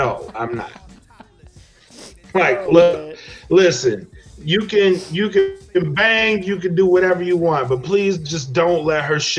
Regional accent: Louisiana, United States; born or raised there

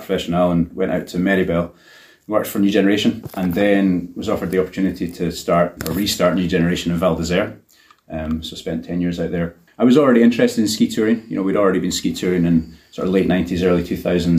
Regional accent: East Lothian, Scotland, United Kingdom; also born or lived in Haddington; I'm from East Lothian, but I now live in Haddington

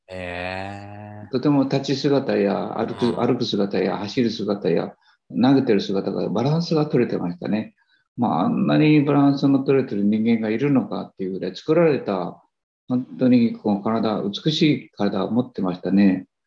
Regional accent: Japan; 私たち日本人

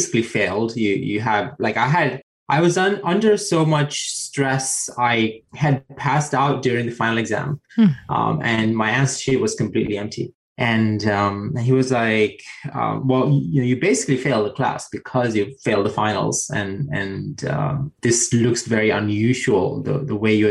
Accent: Sri Lanka; moved away; I grew up in South Asia and Sri Lanka

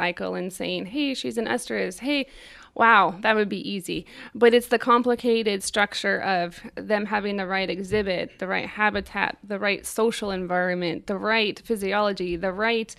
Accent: Nebraska, United States; I'm from Nebraska.

